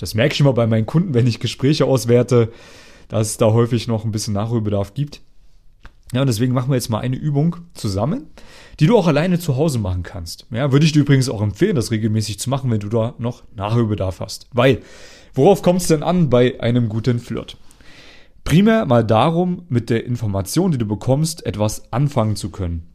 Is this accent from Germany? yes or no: yes; Germany; moved away as an adult; also born or lived in Jena, Germany / Vienna, Austria; als ich damals noch in Deutschland gelebt habe, in meiner Heimatstadt